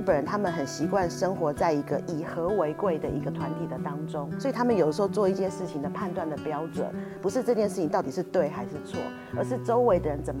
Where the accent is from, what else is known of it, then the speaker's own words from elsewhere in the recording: Taiwan; 比方说我们台湾人也许很喜欢日本的动画、漫画、